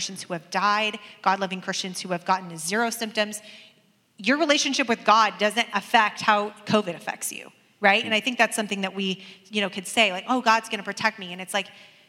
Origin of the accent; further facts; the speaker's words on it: Portland, United States; I grew up in Portland